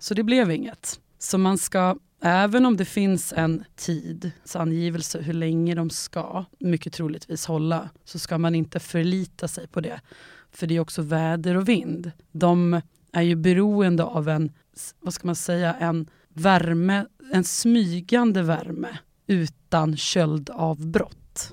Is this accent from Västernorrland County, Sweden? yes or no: no; Enköping, Uppsala County, Sweden; jag är ju uppvuxen i Enköping